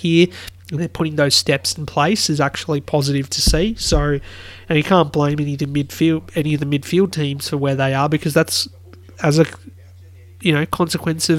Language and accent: English; Australia; being an Aussie